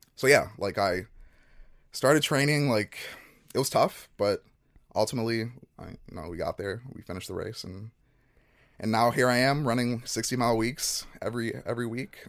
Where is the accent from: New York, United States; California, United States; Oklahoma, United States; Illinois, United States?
Illinois, United States; Chicago; moved away as an adult; also born or lived in Nigeria; moved to Chicago when I was one. Um, grew up in Chicago, spent 18 years there